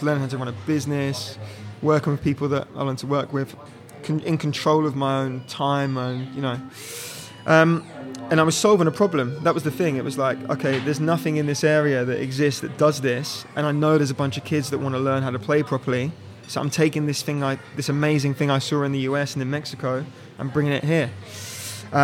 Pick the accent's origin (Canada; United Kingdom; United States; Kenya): United Kingdom; Norwich, East of England; I grew up in Norwich. It's kind of a rural city, about 2 hours from London.